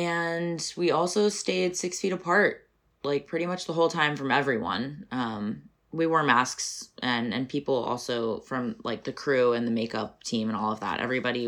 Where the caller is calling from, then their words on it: New York City, New York, United States; Pronouns they, he, and I'm calling from Brooklyn, New York.